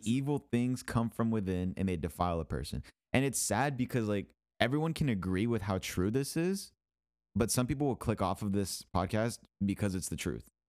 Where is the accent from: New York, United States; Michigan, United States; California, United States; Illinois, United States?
Michigan, United States; now in Houston, United States; I'm from Michigan